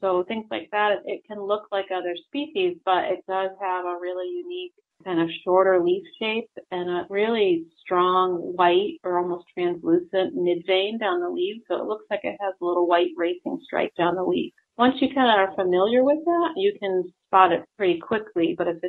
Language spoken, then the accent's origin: English; New England, United States; now in Minnesota, United States; I'm from the New England area where Japanese stiltgrass is really common and a very severe problem.